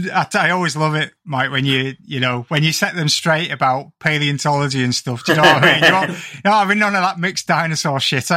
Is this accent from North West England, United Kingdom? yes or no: yes; the Northwest, North West England, United Kingdom; being an ignoramus from like the Northwest